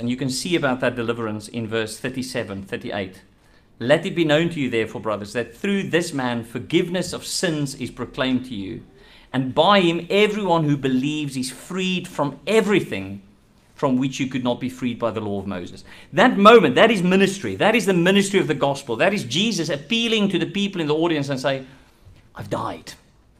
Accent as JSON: {"language": "English", "country": "South Africa", "said": "I'm South African"}